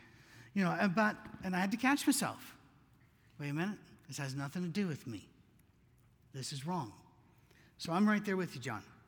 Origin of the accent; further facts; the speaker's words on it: Scotland, United Kingdom; moved away; We came from Scotland. We thought it was huge, you know, because in Scotland, I don't know if you've seen their cars.